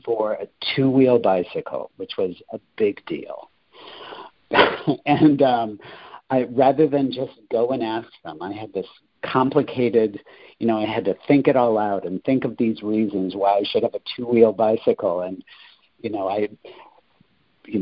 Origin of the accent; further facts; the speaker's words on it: Rockford, Illinois, United States; also born or lived in Quincy, Illinois; now in Chicago, United States; I'm originally from Rockford, which is about 90 miles to the west of Chicago.